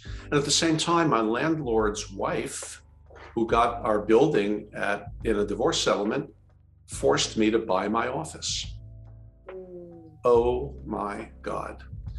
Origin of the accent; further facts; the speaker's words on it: New Jersey, United States; I'm from New Jersey, man, look out.